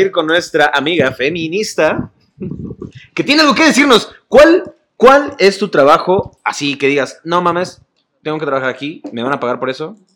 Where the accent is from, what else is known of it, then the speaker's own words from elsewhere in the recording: Mexico; soy mexicana y hago animación.